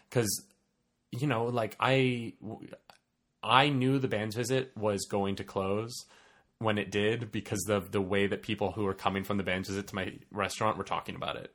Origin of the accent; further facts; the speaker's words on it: Canada; As a Canadian